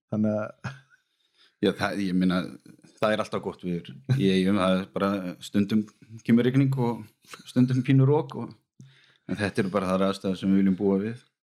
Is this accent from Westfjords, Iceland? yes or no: no; Vestmannaeyjar, Southern Region, Iceland; now in Garðabær, Iceland; kem frá Væsmannum og fóreldra mínir og, og bróðir búa þar þannig að ég líti alltaf á mig bara sem eigamann